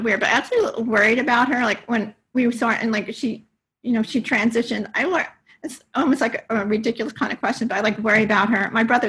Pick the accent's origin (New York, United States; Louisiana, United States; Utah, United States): New York, United States; Smithtown; moved away as an adult; now in Atlanta, United States; I'm from Long Island originally. Before where? Well, I grew up in Smithtown and Quorum.